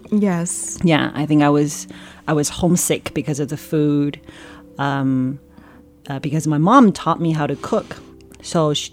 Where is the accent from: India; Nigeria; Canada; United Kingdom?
Canada; So, as I was growing up in Canada, I hung out with um, all kinds of people